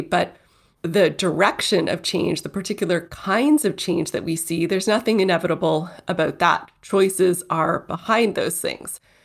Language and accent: English; Toronto, Ontario, Canada; Toronto. That's my hometown